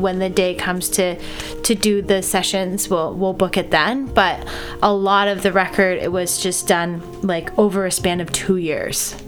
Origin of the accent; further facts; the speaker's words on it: Nova Scotia, Canada; now in Toronto, Canada; I play guitar and sing in language arts, and I'm from Nova Scotia